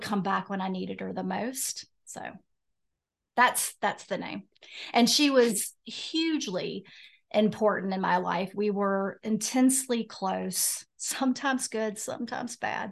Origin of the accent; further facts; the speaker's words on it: Roanoke, Virginia, United States; moved away as an adult; now in Wilmington, United States; So I'm from Roanoke, Virginia